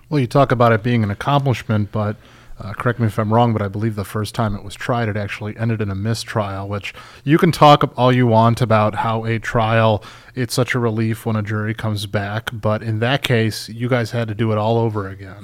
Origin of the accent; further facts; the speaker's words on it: Chicago, Illinois, United States; I'm from Chicago